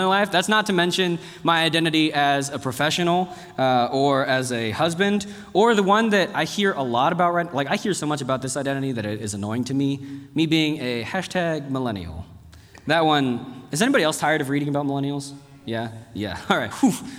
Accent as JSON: {"language": "English", "town": "Dallas", "region": "Texas", "country": "United States", "tie": "born or raised there", "also_born_or_lived": "South Korea", "moved": "yes", "said": "I grew up in Texas"}